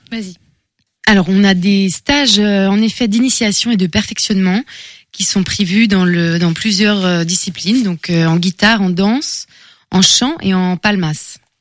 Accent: France; moved away; also born or lived in Seville, Spain; je suis française. J'ai de, des origines marocaines, mais oui, je suis française.

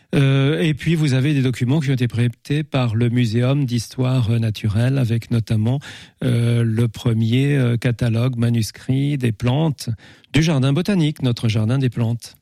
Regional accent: Épinal, Grand Est, France; moved away as an adult; also born or lived in Paris; now in Angers, France; je suis né à Épinal

